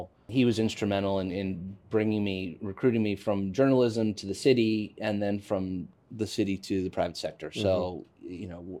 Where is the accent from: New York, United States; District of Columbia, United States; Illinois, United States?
New York, United States; I'm born and bred New Yorker. Okay. Grew up on the Upper West Side as a result of being a Manhattanite.